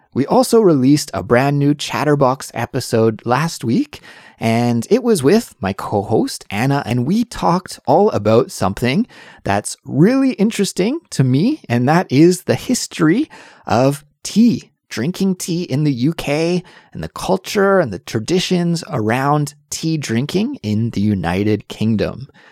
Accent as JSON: {"language": "English", "country": "Canada", "moved": "yes", "lives_now": "Seoul, South Korea", "said": "I'm Canadian, but I do live in South Korea right now"}